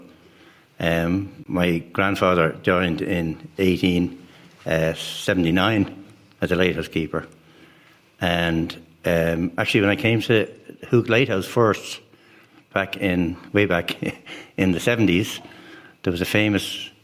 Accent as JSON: {"language": "English", "town": "Dublin", "region": "Leinster", "country": "Ireland", "tie": "born or raised there", "moved": "yes", "said": "I was born and raised in Dublin, in Crumlin"}